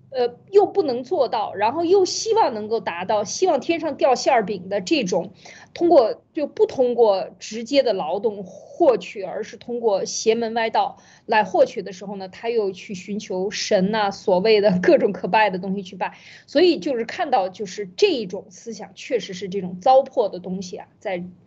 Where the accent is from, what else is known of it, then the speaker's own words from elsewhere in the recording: China; 我们中国人